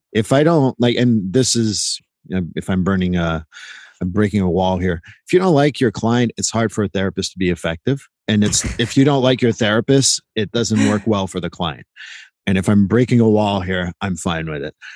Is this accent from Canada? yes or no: yes; Quebec, Canada; I grew up in Quebec and they're all my Quebec friends.